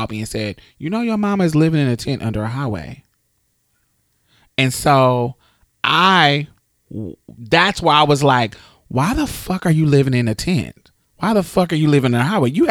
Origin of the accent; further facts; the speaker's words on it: Indianapolis, Indiana, United States; in my mother's city, I'm from Indianapolis.